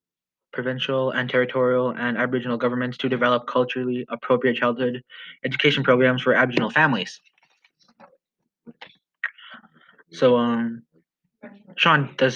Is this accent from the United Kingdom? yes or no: no; Canada; I am from Musketeer First Nation